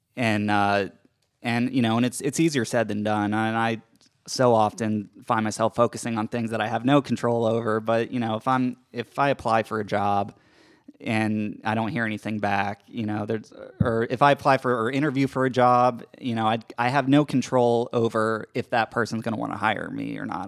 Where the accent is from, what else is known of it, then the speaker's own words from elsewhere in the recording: Georgia, United States; moved away as an adult; also born or lived in Brooklyn, New York City; I grew up in Georgia, spent my, all my life here